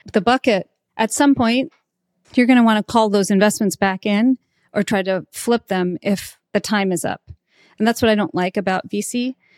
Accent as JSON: {"language": "English", "region": "Alabama", "country": "United States", "tie": "born or raised there", "moved": "yes", "said": "I came from Alabama"}